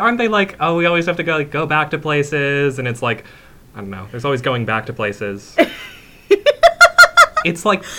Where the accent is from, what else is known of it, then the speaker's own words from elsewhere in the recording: Idaho, United States; moved away; I grew up in Idaho.